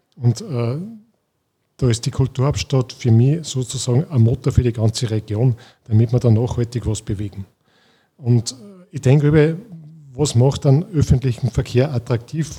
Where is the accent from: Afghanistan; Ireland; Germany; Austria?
Austria; Scharnstein, Upper Austria; bei uns in Scharnstein